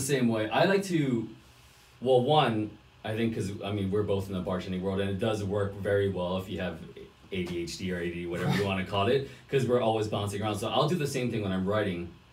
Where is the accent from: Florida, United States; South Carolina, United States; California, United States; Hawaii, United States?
Hawaii, United States; moved away as an adult; I'm originally from Hawaii